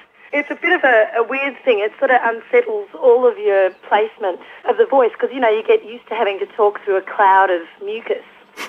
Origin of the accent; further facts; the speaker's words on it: Melbourne, Victoria, Australia; I'm in Melbourne. I'm in Melbourne in my hometown